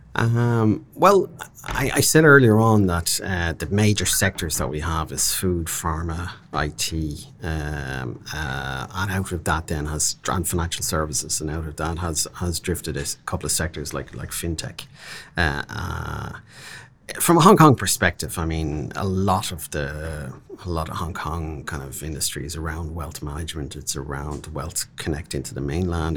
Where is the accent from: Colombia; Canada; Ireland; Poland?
Ireland; We're an island of seven million people.